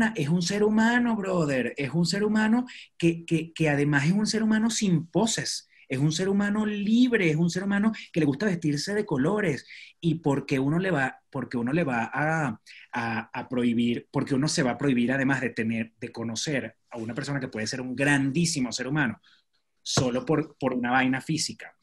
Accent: Maracay, Aragua, Venezuela; moved away as an adult; also born or lived in Choroní; now in Mexico; Yo soy de Maracay

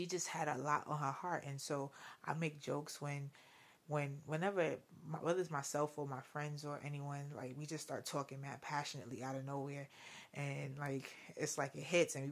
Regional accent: New York City, New York, United States; I'm straight Brooklyn all day.

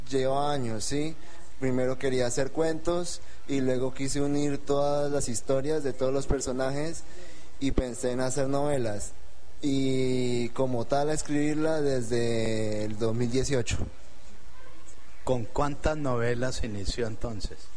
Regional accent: Espinal, Tolima, Colombia; tengo 24 años, soy del Espinal Tolima y he escrito mi primer libro

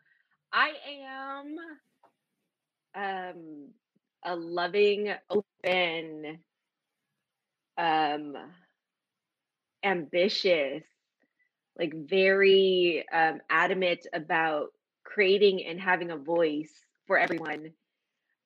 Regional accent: United States; being Asian American, but also growing up in American society where my household wasn't the same

